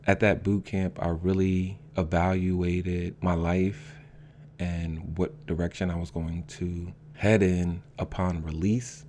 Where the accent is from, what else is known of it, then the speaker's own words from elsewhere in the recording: Norristown, Pennsylvania, United States; also born or lived in North Carolina / West Philadelphia; now in Philadelphia, United States; I'm originally from Norristown